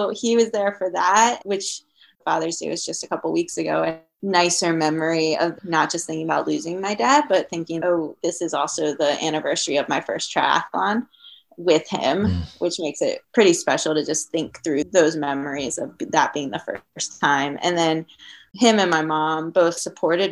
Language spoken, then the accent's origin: English; Maryland, United States; moved away as an adult; also born or lived in Colorado / Syracuse, New York; we're from Maryland, and my dad and I drove out from Maryland to Colorado